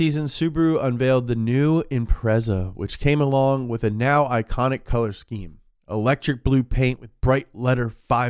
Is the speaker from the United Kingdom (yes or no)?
yes; Scotland, United Kingdom; oi, but I ain't British, am I? I'm Scottish.